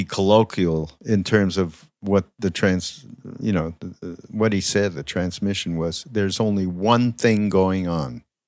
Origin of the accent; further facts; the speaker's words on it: Montreal, Quebec, Canada; I'm from Montreal, as many people know